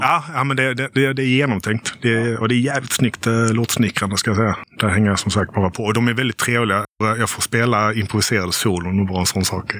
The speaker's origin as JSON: {"language": "Swedish", "town": "Helsingborg", "region": "Skåne", "country": "Sweden", "tie": "born or raised there", "also_born_or_lived": "Gothenburg / Lund / Malmö", "said": "Jag är från, eh, från västra Skåne"}